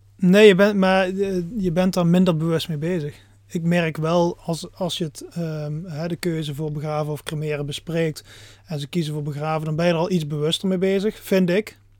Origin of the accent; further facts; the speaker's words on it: Netherlands; als Nederlanders